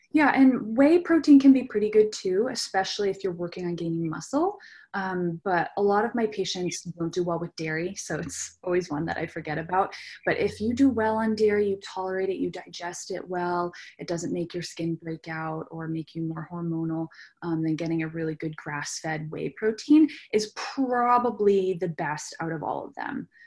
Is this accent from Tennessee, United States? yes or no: no; rural New Hampshire, United States; I grew up in New Hampshire, rural New Hampshire